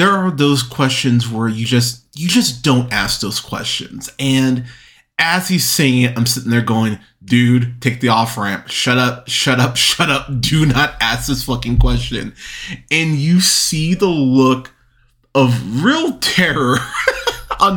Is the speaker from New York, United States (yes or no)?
no; Pismo Beach, California, United States; moved away as an adult; I grew up in Pismo Beach, California.